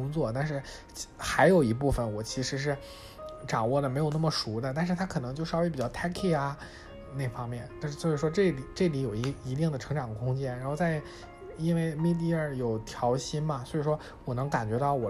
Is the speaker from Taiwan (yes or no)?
no; China; 就是作为中国人朋友，我在这边也不太多